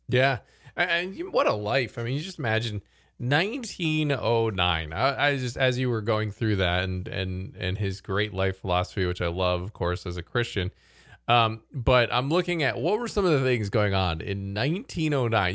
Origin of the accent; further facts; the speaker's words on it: United States; as an American